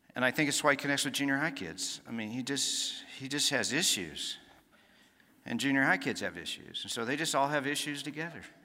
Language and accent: English; Dallas, Texas, United States; also born or lived in Nacogdoches, Texas; I grew up in Dallas, Texas, so not too far from here. Uh, spent a few years in, uh, East Texas in a little town called Nacogdoches, Texas, and, uh, came back to Dallas, graduated high school